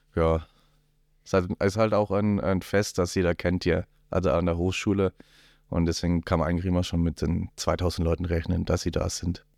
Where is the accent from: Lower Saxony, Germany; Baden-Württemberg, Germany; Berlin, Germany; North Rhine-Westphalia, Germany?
Baden-Württemberg, Germany; Black Forest, south of Freiburg; now in Rosenheim, Germany; komme aus dem Schwarzwald südlich von Freiburg